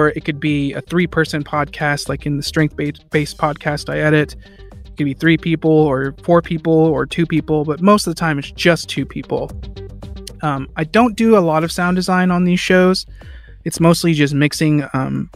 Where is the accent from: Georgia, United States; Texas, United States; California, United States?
Texas, United States; Fort Worth; I'm an audio engineer and I'm from Fort Worth, Texas